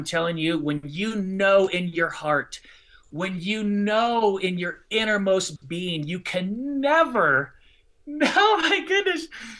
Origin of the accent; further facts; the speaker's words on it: Southern California, United States; moved away as an adult; also born or lived in Illinois; now in Colorado Springs, United States; I grew up in Southern California